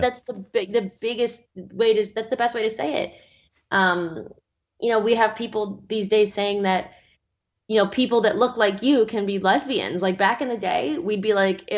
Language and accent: English; Australia; my home country of Australia